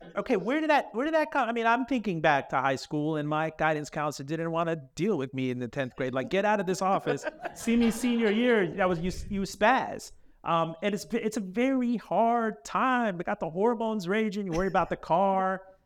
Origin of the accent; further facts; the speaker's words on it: Miami, Florida, United States; I grew up in Miami. I'm a Miami kid, child of the eighties there